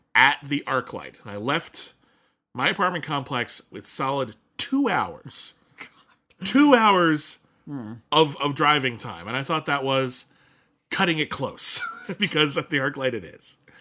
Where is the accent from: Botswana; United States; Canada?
United States; Pasadena, California; when I was growing up in Pasadena, California